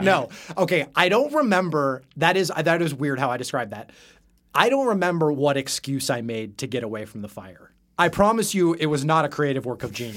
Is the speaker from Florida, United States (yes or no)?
no; Salem, Oregon, United States; grew up in Salem, Oregon.